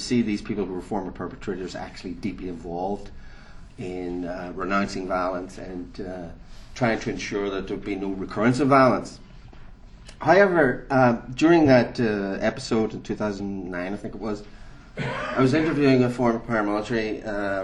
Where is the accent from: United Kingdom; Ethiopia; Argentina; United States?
United Kingdom; Northern Ireland; moved away; since I'm from Northern Ireland, and for me it was part of the lived experience of growing up in a conflict area